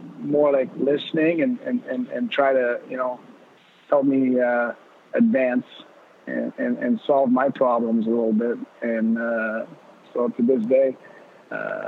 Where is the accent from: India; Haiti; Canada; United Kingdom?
Canada; Laval, Quebec; growing up, I grew up in Laval